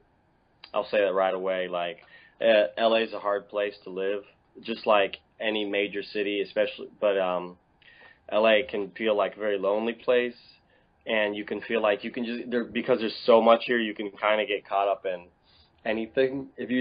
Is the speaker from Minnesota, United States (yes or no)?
no; Dallas, Texas, United States; moved away as an adult; also born or lived in Atlanta / Connecticut; Originally from Dallas, Texas. Yeah, born